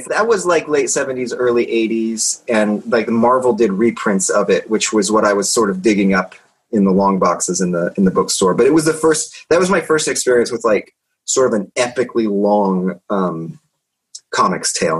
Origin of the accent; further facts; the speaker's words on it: Indiana, United States; moved away; I'm from Indiana originally